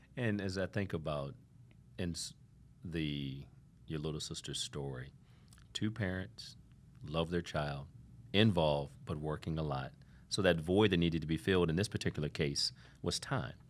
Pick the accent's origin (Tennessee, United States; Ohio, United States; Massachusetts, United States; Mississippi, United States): Ohio, United States; Toledo; now in Miami, United States; I grew up in Toledo, Ohio